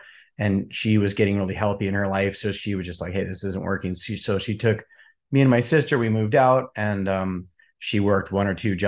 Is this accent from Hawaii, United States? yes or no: yes; Kona, Hawaii, United States; I was born and raised in Hawaii.